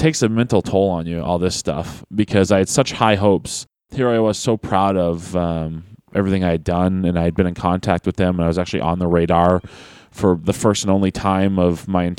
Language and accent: English; Manchester, North West England, United Kingdom; So Tuesday was in Manchester, my hometown.